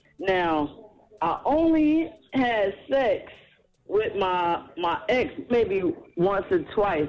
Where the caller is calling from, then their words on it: Trenton, New Jersey, United States; This is …. I'm calling from Trenton, New Jersey.